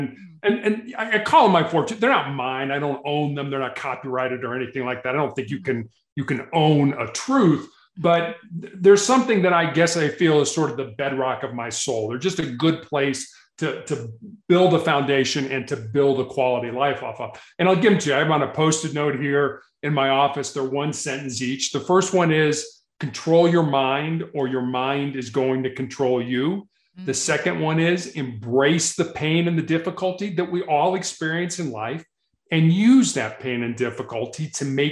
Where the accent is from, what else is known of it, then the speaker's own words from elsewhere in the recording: Chicago, Illinois, United States; growing up in Chicago